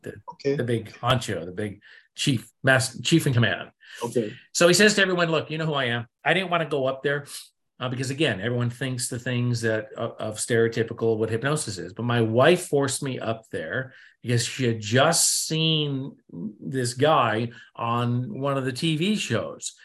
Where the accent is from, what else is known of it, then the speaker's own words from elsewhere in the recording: New England, United States; I come from New England, East Coast, here in America, and I was brought up to be cynic and skeptic